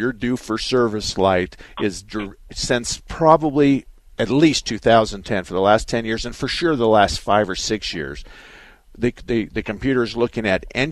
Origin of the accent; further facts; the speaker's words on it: Douglas, Arizona, United States; moved away; also born or lived in Phoenix; I was born and raised in Douglas